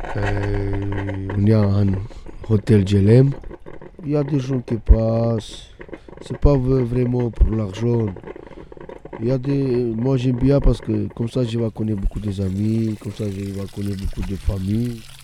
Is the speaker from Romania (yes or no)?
yes; Romania; French is a second language; moved away as an adult; now in Montreuil, France; Je viens de la Roumanie